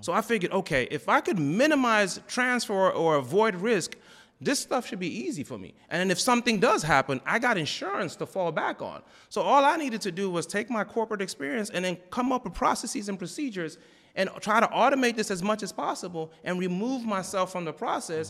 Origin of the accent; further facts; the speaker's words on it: New Jersey, United States; moved away as an adult; also born or lived in Raleigh, North Carolina / Texas; I grew up in Jersey